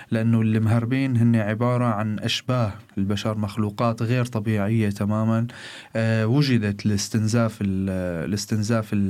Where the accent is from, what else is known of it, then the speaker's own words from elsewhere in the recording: Syria; moved away as an adult; بسوريا أعمل مدرس لغة إنجليزية ومدرب تنمية بشرية وإلي شوية آه، هواية بمجال التمثيل والإخراج بلشت من آه، طلعت من تركيا من سوريا نحو تركيا وبلشت الرحلة من هون